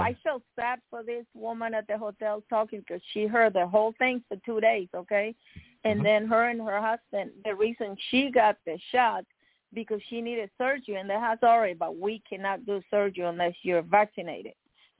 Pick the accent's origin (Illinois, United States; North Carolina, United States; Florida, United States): Florida, United States; Miami; This is one of my childhood friends I grew up with in Miami.